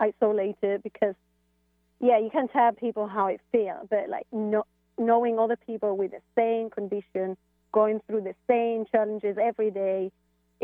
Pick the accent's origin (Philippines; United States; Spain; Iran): Spain; now in London, United Kingdom; I'm from Spain, coming from London